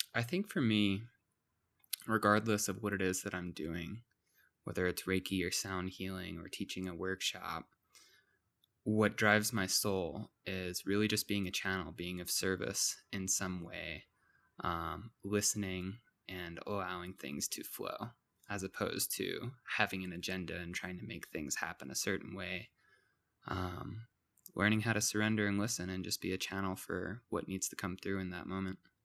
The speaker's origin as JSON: {"language": "English", "town": "Santa Fe", "region": "New Mexico", "country": "United States", "tie": "born or raised there", "also_born_or_lived": "Maryland", "said": "growing up as a teenager in Santa Fe, I was quite the troublemaker"}